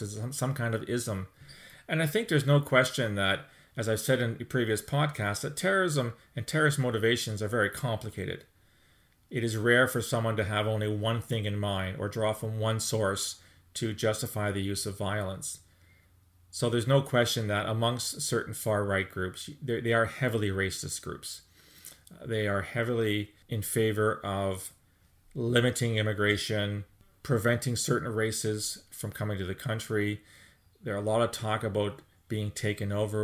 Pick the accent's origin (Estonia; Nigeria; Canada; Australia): Canada; speaking as a Canadian